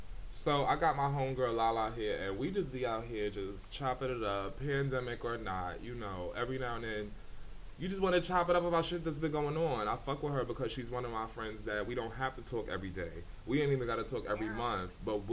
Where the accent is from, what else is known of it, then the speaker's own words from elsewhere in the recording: New York, United States; As I've gotten older and I'm further removed from New York and that environment, I really don't have that in me.